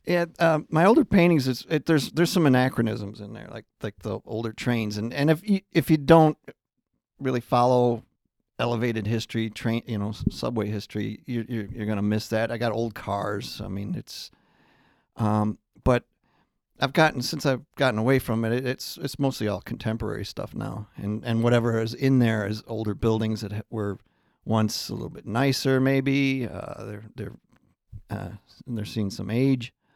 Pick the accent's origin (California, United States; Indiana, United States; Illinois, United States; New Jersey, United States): Illinois, United States; Chicago; I grew up in Chicago.